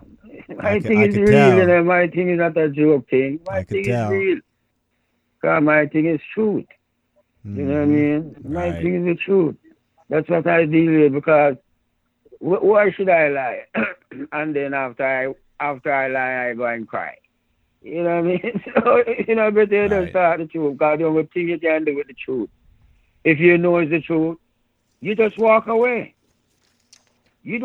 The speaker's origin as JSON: {"language": "English", "country": "Jamaica", "tie": "born or raised there", "said": "And you see the thing about it, we grew up with Indians in Jamaica, you know."}